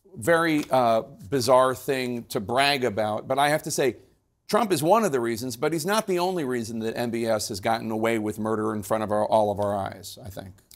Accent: Philadelphia, Pennsylvania, United States; I'm from Philadelphia

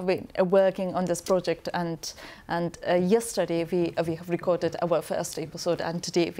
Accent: Paktia, Afghanistan; moved away as an adult; I'm from Paktia province, so my cousins back in Paktia

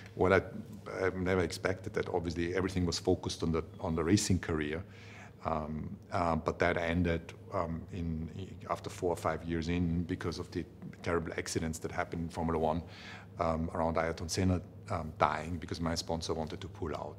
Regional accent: Vienna, Austria; I come from Vienna

